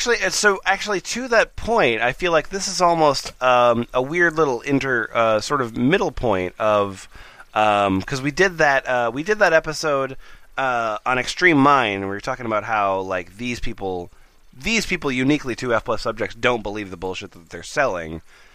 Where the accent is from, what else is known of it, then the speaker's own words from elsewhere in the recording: Australia; I'm from Australia.